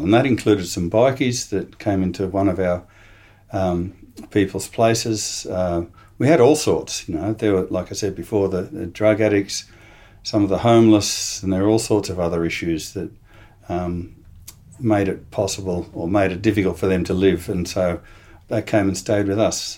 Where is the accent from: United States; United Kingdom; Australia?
Australia; Sydney, New South Wales; moved away as an adult; now in Adelaide, Australia; in Sydney. I'm a, I'm an import from the eastern states, but I came here when I was about eighteen. Um, did all my schooling, product of the state, et cetera, uh, over in New South Wales